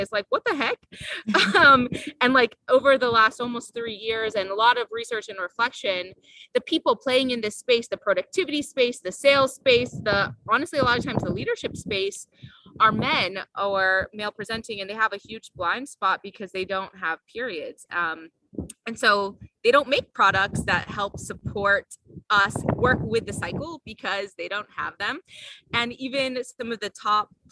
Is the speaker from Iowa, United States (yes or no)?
yes; Iowa, United States; I grew up in Iowa.